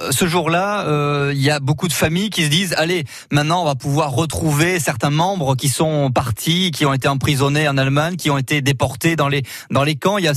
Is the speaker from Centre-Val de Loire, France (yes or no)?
yes; Tours, Centre-Val de Loire, France; chez nous à Tours